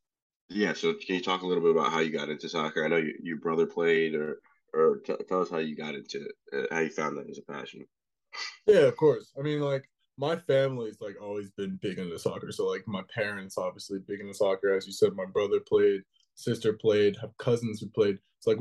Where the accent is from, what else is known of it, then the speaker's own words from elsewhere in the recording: Edmond, Oklahoma, United States; moved away as an adult; now in West Bromwich, United Kingdom; growing up in Oklahoma was kind of sick